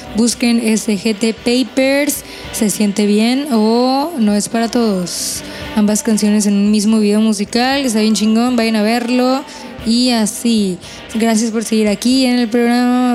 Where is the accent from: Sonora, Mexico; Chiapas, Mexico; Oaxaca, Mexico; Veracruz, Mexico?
Sonora, Mexico; Hermosillo; de acá de Hermosillo, Sonora, de donde yo soy